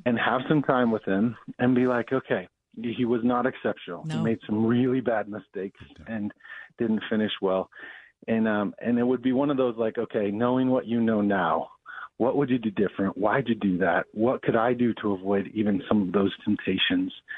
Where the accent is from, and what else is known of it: Denver, Colorado, United States; born or raised there; also born or lived in Abilene, Texas / Chicago